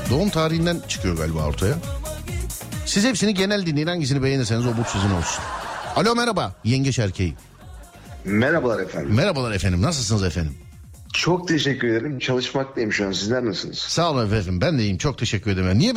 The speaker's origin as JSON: {"language": "Turkish", "region": "Denizli", "country": "Turkey", "said": "Abi ben Denizli'nim. Denizli'den."}